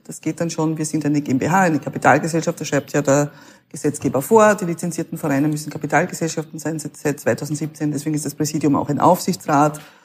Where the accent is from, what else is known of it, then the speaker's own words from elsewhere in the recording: Klingenbach, Burgenland, Austria; Klingenbach, da wo ich herkomme